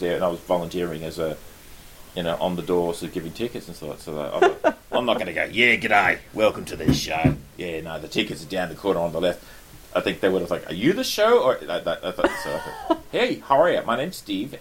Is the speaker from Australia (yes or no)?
yes; Australia; being an Australian